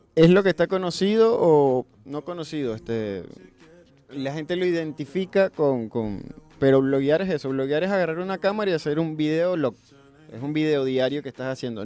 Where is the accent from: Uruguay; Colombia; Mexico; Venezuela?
Venezuela; moved away as an adult; now in Buenos Aires, Argentina; soy venezolano y tengo tres años y un poquito más viviendo acá en Buenos Aires